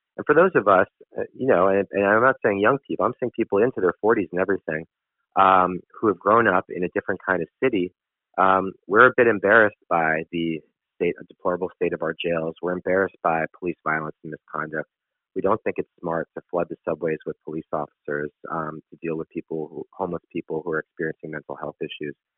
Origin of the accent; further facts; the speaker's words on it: New York City, New York, United States; I'm a born and raised New Yorker. I grew up in Manhattan's Upper West Side.